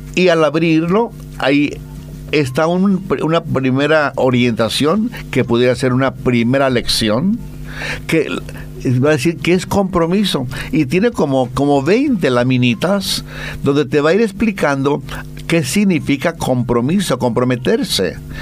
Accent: Mexico; moved away; el viva México, como decimos allá en mi tierra

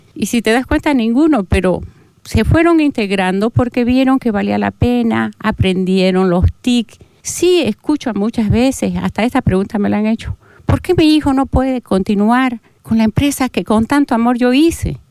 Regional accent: Portachuelo, Santa Cruz, Bolivia; moved away as an adult; now in Santa Cruz de la Sierra, Bolivia; mi pueblo donde nací

